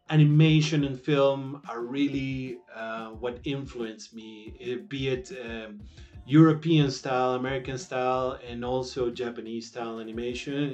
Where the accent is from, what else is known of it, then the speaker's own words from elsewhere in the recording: Hermosillo, Sonora, Mexico; English is a second language; moved away as an adult; now in Mexico City, Mexico; I am from Hermosillo, Sonora, Mexico, and I live in Mexico City right now.